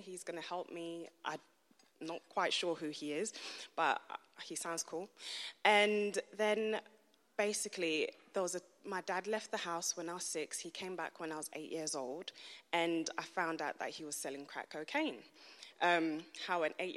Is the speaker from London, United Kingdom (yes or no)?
yes; London, United Kingdom; moved away; I was born and raised in East London